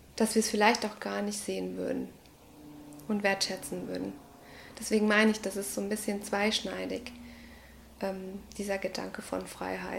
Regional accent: Ecuador; moved away; Ich komme aus Ecuador, aus Lateinamerika

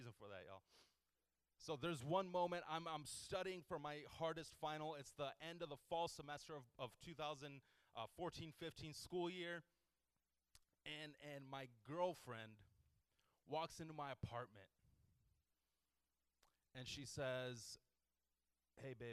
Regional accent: Houston, Texas, United States; I grew up in Houston

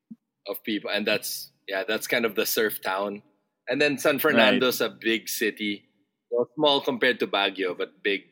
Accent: Hong Kong; also born or lived in Singapore; I grew up abroad in Hong Kong and Singapore as a kid.

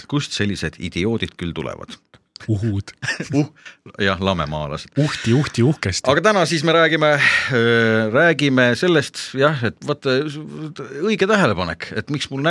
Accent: Finland; Estonian is a second language; ega ma esimest korda sõin neid, mina kui soomlane.

